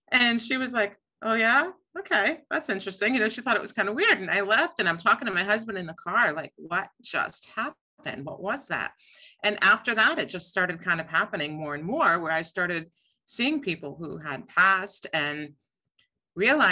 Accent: Seymour, Connecticut, United States; I grew up in Seymour, Connecticut

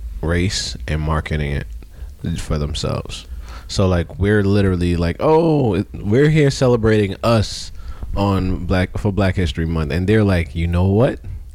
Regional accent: New York City, New York, United States; I'm from Brooklyn.

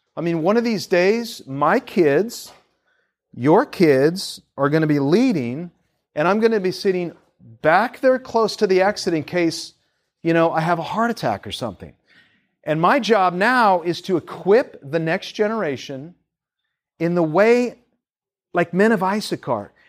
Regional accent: Seattle, Washington, United States; moved away as an adult; also born or lived in Tacoma; now in Tampa, United States; we grew up in Seattle

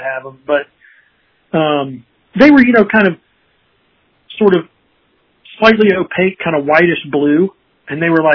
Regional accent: Virginia, United States; moved away as an adult; now in Portland, United States; I'm actually from Virginia, but definitely have not had a hard time finding a second home in the Pacific Northwest.

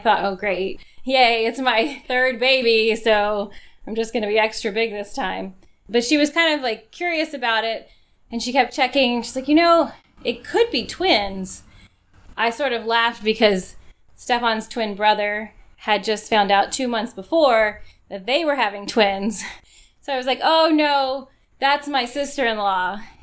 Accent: Texas, United States; moved away; I'm from Texas, but none of our children have ever lived in Texas

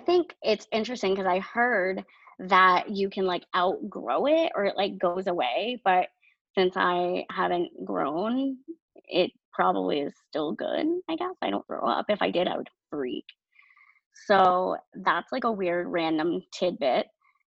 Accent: New Hampshire, United States; born there; And I was born in New Hampshire.

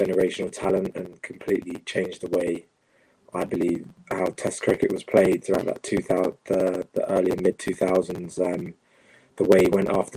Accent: England, United Kingdom; growing up in England and obviously being born here

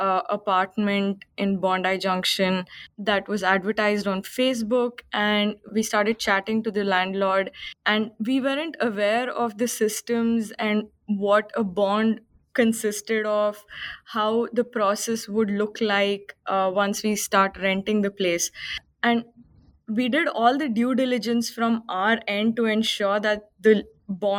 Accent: Bangalore, Karnataka, India; moved away as an adult; now in Sydney, Australia; I am from India, from a place called Bangalore, which is in the south part of India. And I came to Australia in 2018 as an international student

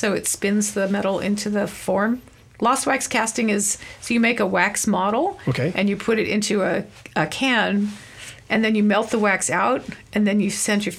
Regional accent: Pittsburgh, Pennsylvania, United States; also born or lived in Olympia, Washington / Berkeley, California; now in Sonoma, United States; I grew up in Pennsylvania.

